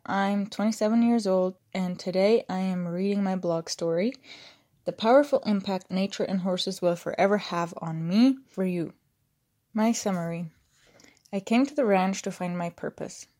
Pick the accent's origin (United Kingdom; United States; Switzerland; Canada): Switzerland; moved away as an adult; growing up in Switzerland in a tight system of going to school